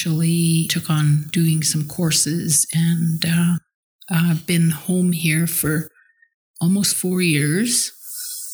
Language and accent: English; Teslin, Yukon, Canada; also born or lived in Whitehorse; I was born here in Teslin.